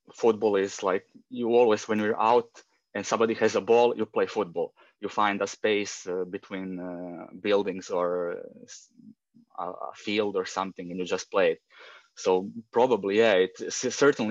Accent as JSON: {"language": "English", "town": "Rijeka", "region": "Primorje-Gorski Kotar County", "country": "Croatia", "tie": "born or raised there", "said": "I come from Rijeka, Croatia. It's a small city on the northern part of the Adriatic Sea. Basically lived here all my life."}